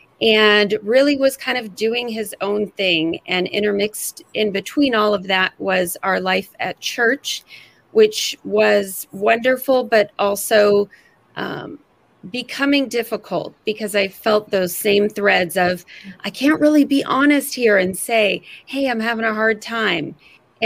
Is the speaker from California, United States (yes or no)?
yes; California, United States; moved away as an adult; now in Seattle area, United States; I'm from California, moved to the Seattle area in 2001 when I had my first child